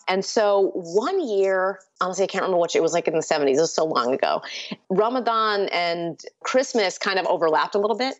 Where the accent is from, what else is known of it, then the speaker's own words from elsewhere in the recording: Batavia, Illinois, United States; first language Urdu; English is a second language; also born or lived in India; now in Chicago, United States; in my hometown, which was Batavia, Illinois